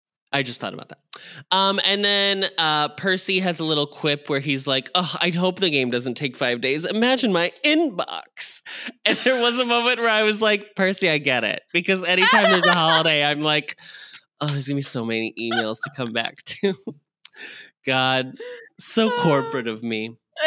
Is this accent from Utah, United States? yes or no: yes; Salt Lake City, Utah, United States; I'm 33 years old. I'm from Salt Lake City, Utah